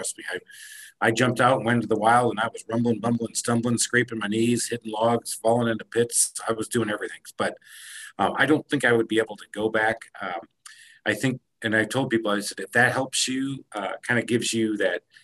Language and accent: English; Michigan, United States; Growing up in Michigan